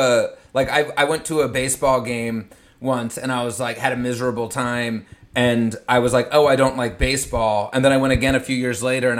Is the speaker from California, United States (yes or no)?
no; Cherry Hill, New Jersey, United States; I'm from Cherry Hill, New Jersey